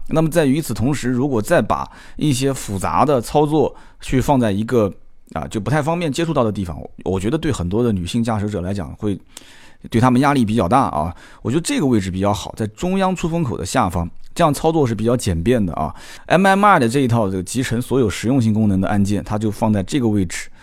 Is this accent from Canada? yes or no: no; Nanjing, Jiangsu, China; 我南京人说的不太清楚